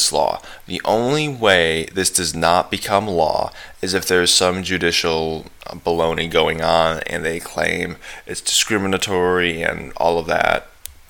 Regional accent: Texas, United States; being a Texan

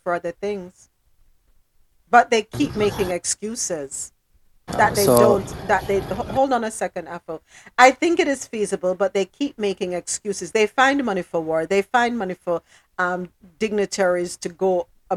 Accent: Jamaica; my country, my home country, Jamaica.

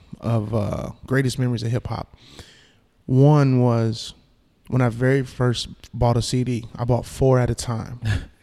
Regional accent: South Bend, Indiana, United States; I'm from South Bend, so it was a 2.5 hour drive.

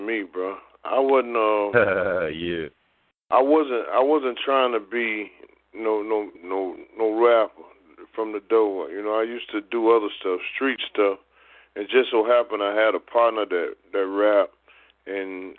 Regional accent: Mississippi, United States; moved away; also born or lived in Texas / Denver; I was born in Denver, but I left there when I was like 6 weeks old. And so I was raised in Mississippi and Texas.

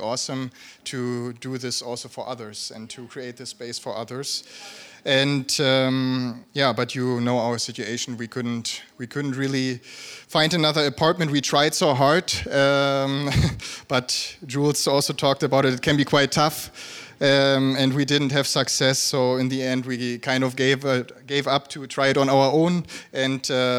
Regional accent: a small village around Wolfsburg, Lower Saxony, Germany; moved away as an adult; also born or lived in South Africa; now in Berlin, Germany; I'm from Germany originally, from a small village around Wolfsburg.

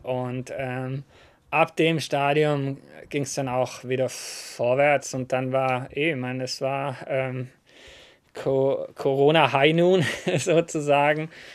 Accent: Southern Germany, Germany; ich bin aus dem Süden von Deutschland

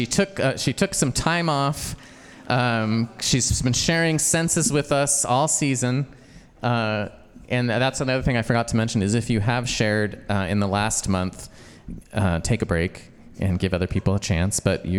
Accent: Boise, Idaho, United States; also born or lived in Portland; growing up in Boise

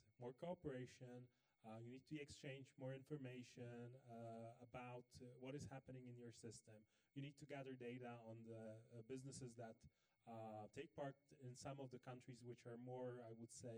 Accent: Poland; I grew up in Poland in the 90s

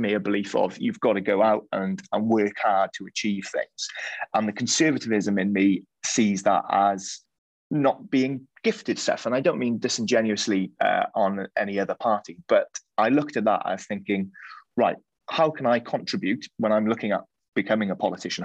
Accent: West Wales, United Kingdom; Growing up in West Wales, where the Welsh language is strong

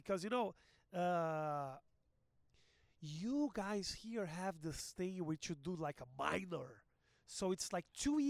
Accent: Porto Alegre, Rio Grande do Sul, Brazil; English is a second language; now in São Paulo, Brazil; I'm from Brazil. I am actually from Porto Alegre, which is a city in the south, but I live in São Paulo.

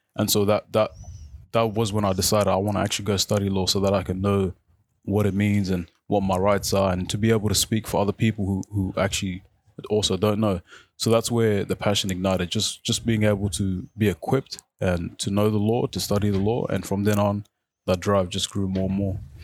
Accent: Footscray, Victoria, Australia; first language Arabic; English is a second language; also born or lived in South Sudan / Khartoum / Egypt; I grew up in Footscray. So I went to Footscray West Primary School.

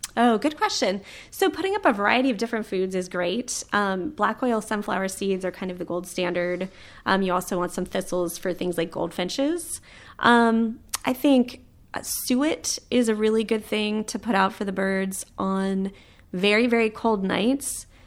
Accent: Florida, United States; moved away; I grew up in Florida, where the birds are big, they're colorful

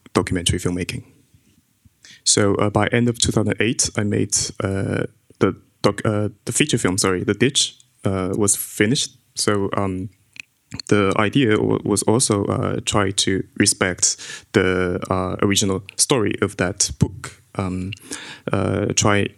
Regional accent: China; I grew up in China

